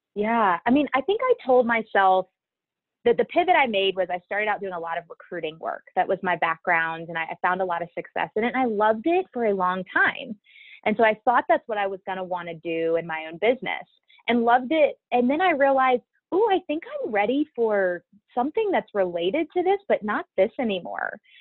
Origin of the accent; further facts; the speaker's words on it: Baton Rouge, Louisiana, United States; moved away; I'm originally from Baton Rouge, Louisiana. I was born and raised there.